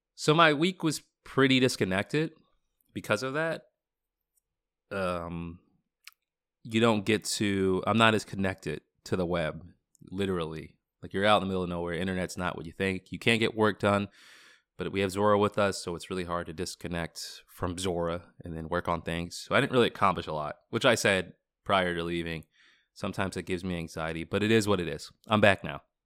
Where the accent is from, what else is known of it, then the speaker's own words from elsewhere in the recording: Boston, Massachusetts, United States; moved away as an adult; also born or lived in Washington, D.C.; growing up in Boston my entire life, or for the majority of my life, and then living in Washington, D C